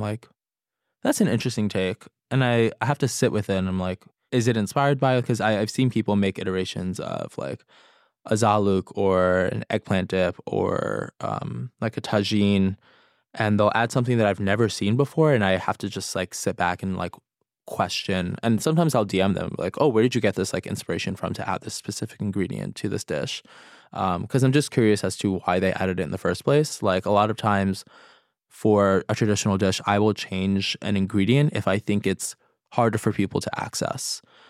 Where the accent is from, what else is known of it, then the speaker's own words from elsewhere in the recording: New York City, New York, United States; It's mostly inspired by my experience growing up in New York City and having access to other people's cultures through food, and also the essence of like chosen family.